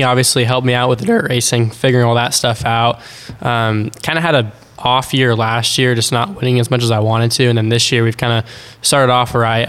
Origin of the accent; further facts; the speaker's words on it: California, United States; Bay Area, California.